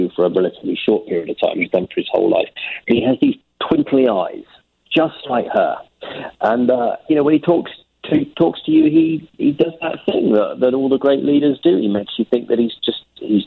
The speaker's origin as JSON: {"language": "English", "town": "Winchester", "region": "South East England", "country": "United Kingdom", "tie": "born or raised there", "said": "Winchester, which is my hometown"}